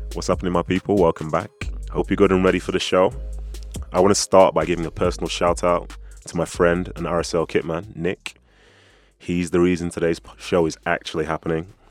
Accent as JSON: {"language": "English", "country": "United Kingdom", "said": "I'm a Brit"}